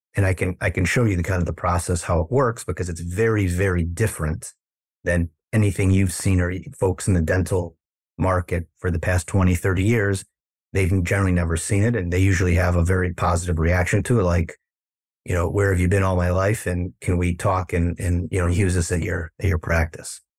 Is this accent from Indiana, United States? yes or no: no; Chicago, Illinois, United States; moved away as an adult; now in Los Angeles, United States; I'm originally from the Midwest in Chicago